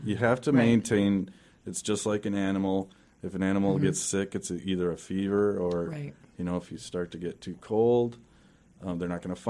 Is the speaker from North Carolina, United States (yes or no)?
no; Everett, Washington, United States; I'm from Everett.